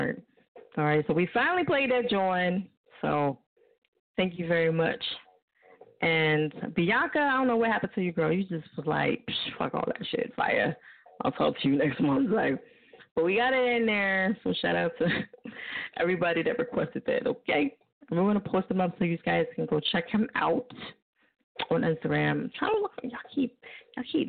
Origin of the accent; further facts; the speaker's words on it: New Jersey, United States; now in Philadelphia, United States; I live in Philly. I live in Philly. I'm from Jersey